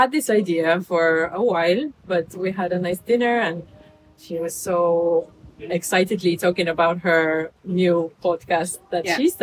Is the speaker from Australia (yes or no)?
no; Estonia; now in Marbella, Spain; originally from my home country, Estonia